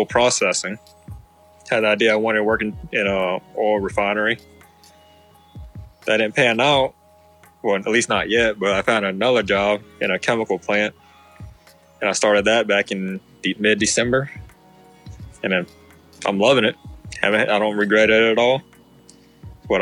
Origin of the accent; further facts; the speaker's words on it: Hattiesburg, Mississippi, United States; also born or lived in New Orleans, Louisiana; I was born in New Orleans, Louisiana. And then about when I was about 6 or 7 years old, my parents wanted to get away from, you know, the big, busy city life. So they decided to move to small town, Hattiesburg, Mississippi.